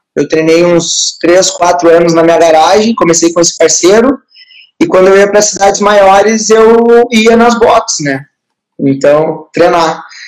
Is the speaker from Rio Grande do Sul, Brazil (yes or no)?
yes; Palmeira das Missões, Rio Grande do Sul, Brazil; sou de Palmeira das Missões, nasci em 94